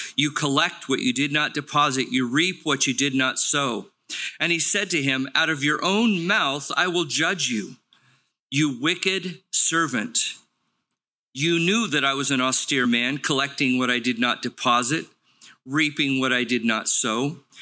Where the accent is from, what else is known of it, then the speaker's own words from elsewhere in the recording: Los Angeles, California, United States; I grew up in Los Angeles at the base of Palos Verdes, the Torrance area.